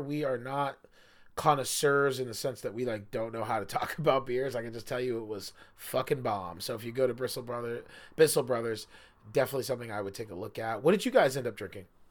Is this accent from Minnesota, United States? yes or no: no; Biddeford, Maine, United States; moved away as an adult; I love Biddeford, Maine, it's my hometown. I wasn't even born there, and I consider it my hometown